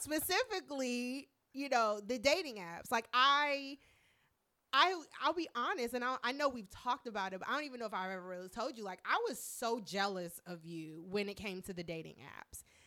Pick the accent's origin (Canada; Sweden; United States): United States; Marietta, Georgia; now in Washington, D.C., United States; I was born here, but I spent a lot of my childhood in Marietta, Georgia